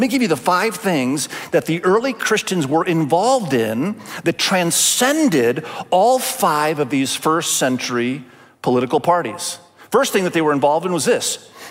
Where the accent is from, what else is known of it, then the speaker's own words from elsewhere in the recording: Indonesia; Many of you know, my wife and I, we grew up in Asia. I grew up in Indonesia, and my wife grew up in Cambodia.